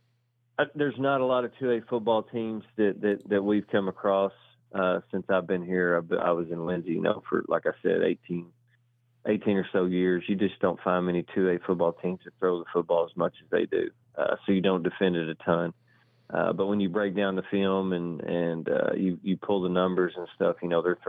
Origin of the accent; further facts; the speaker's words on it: Collinsville, Texas, United States; for us growing up, I don't know exactly who our rivals were, but I thought we always felt like it was Gunner, I think, because we were the same size back then in Collinsville